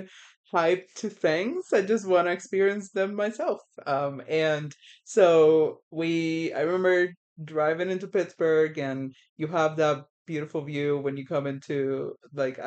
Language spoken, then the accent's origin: English; Puerto Rico; moved away as an adult; also born or lived in Miami / Boston; now in New Hampshire, United States; I grew up in Puerto Rico. When I was 18, I moved to Miami and to go to college, and then moved to the Northeast.